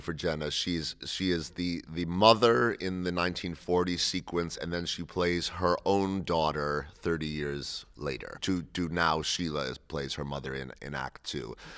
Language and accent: English; Cleveland, Ohio, United States; I grew up in Cleveland, Ohio.